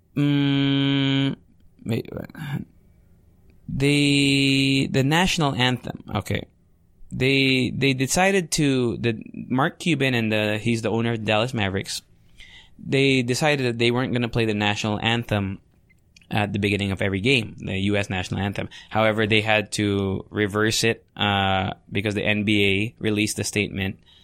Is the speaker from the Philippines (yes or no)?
yes; Philippines